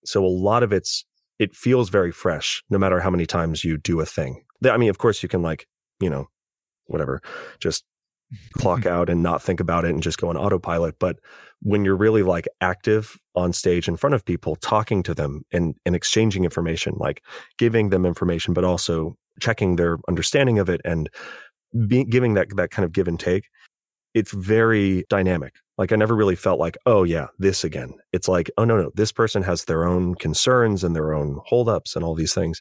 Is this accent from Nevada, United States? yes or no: no; California, United States; as a Californian